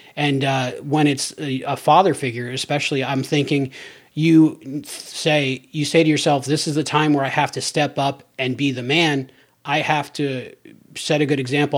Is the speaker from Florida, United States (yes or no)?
yes; Cape Coral, Florida, United States; my hometown, Cape Coral